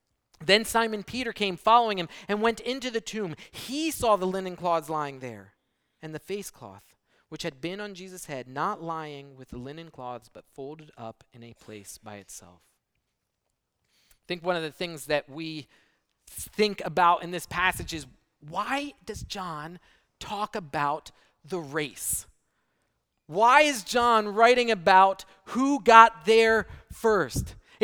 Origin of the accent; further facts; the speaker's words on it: Brazil; I grew up in Brazil, and I remember when we heard about 9/11, early in the morning, only the first plane had hit.